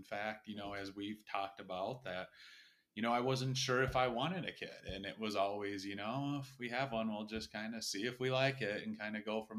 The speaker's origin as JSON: {"language": "English", "town": "Brooklyn Park", "region": "Minnesota", "country": "United States", "tie": "born or raised there", "said": "Grew up in Brooklyn Park."}